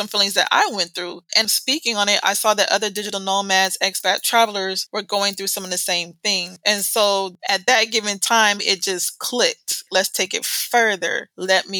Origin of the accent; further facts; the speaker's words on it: United States; accent: American; moved away; we automatically have what they say, an American accent